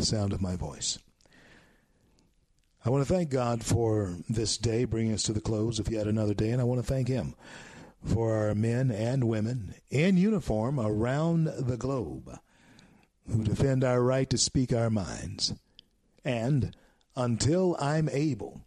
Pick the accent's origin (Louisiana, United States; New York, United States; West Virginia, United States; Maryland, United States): Louisiana, United States; Shreveport; Shreveport, Louisiana, my hometown. Born in Confederate Memorial Hospital.